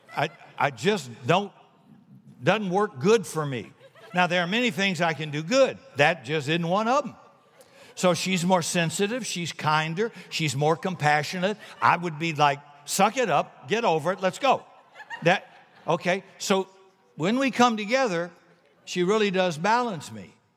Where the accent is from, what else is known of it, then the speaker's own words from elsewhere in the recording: South Carolina, United States; I'm from South Carolina